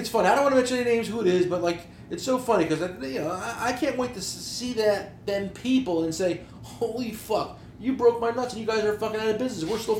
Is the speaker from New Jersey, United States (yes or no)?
yes; New Jersey, United States; We're from New Jersey.